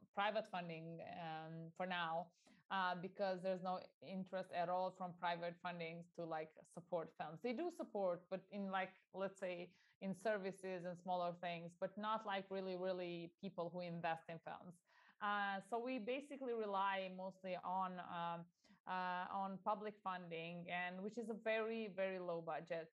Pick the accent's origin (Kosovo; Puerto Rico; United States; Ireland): Kosovo; Pristina; we're both from Pristina